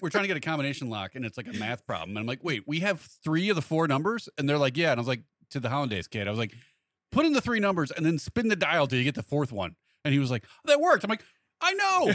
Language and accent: English; Montgomery, Illinois, United States; actually from Montgomery.